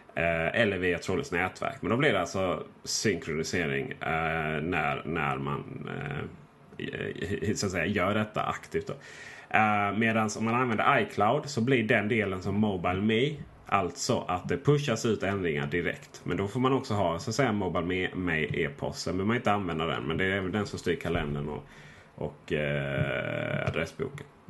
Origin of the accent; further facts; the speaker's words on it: Blekinge, Sweden; moved away; till mina föräldrar hemma i Blekinge